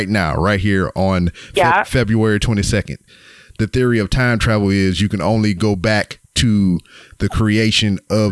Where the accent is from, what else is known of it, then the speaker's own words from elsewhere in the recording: Louisiana, United States; now in Houston, United States; I'm from Louisiana.